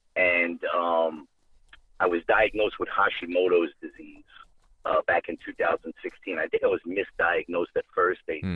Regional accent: New York City, New York, United States; moved away as an adult; now in Georgia, United States; I'm actually from the Bronx. I'm from New York City.

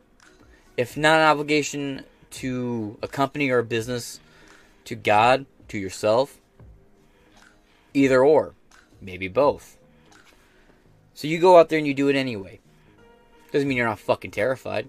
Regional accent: United States; as an American

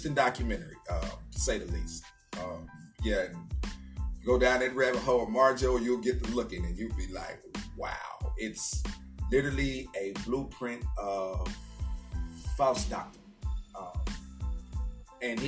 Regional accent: Little Rock, Arkansas, United States; moved away as an adult; also born or lived in Killeen, Texas; now in Arlington, United States; born and raised in Little Rock, Arkansas

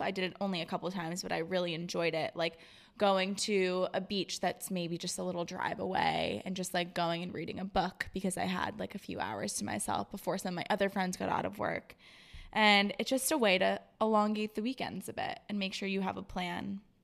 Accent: Florida, United States; also born or lived in Rhode Island; now in Boston, United States; I grew up in Florida

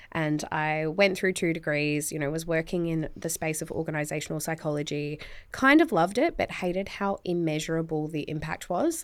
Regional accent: Tasmania, Australia; I'm from Tasmania. So, like, you could be quite, you know, sheltered coming from Tassie

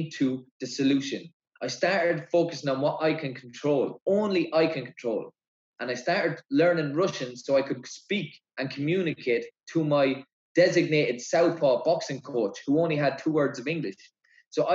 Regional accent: Ireland

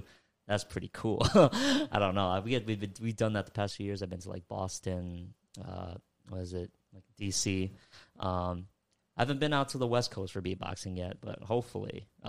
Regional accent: Philippines; I'm Filipino myself.

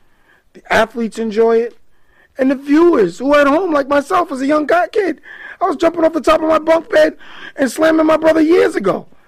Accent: Long Island, New York, United States; I grew up right here on Long Island.

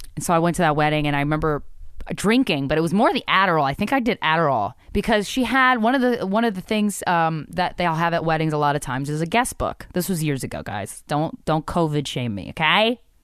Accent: East Coast, United States; I've born and raised in the East Coast

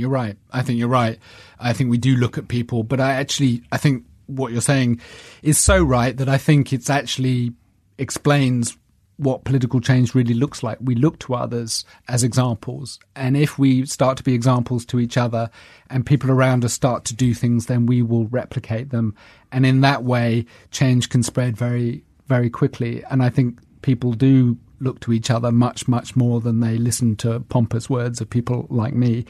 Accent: London, United Kingdom; also born or lived in New York; I was from South London

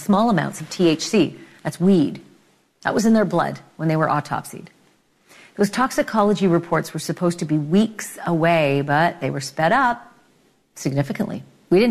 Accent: Winnipeg, Manitoba, Canada; I'm from Winnipeg

